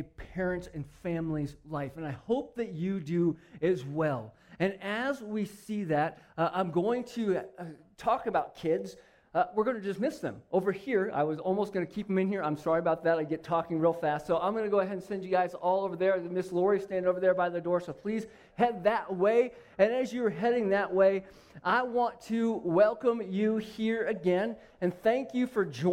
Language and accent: English; Phoenix, Arizona, United States; I grew up in Phoenix